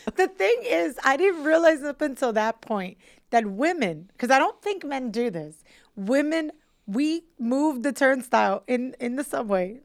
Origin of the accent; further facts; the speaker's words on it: New York City, New York, United States; as a New Yorker